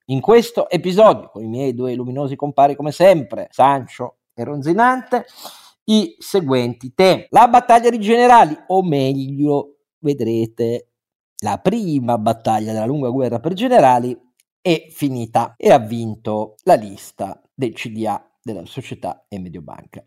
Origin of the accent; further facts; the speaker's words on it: Piedmont, Italy; io sono piemontese